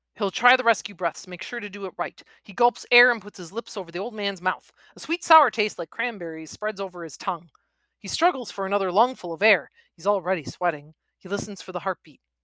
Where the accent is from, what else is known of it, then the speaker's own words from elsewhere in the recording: Wisconsin, United States; born and bred in Wisconsin